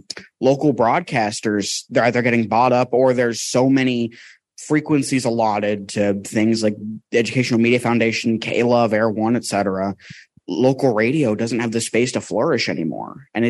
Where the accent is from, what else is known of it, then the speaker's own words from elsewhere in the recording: West Virginia, United States; I'm actually probably one of the youngest folks in the room. I'm 18 from West Virginia.